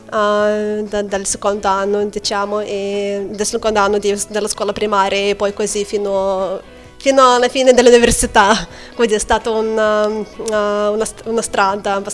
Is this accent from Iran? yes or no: no; Lithuania; Italian is a second language; moved away; also born or lived in Manchester; io origini russe, ma sono nata e cresciuta in Lituania.